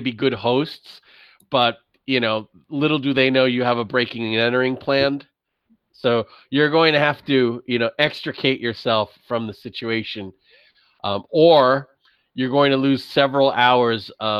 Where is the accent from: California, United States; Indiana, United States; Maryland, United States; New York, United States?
New York, United States; I'm from New York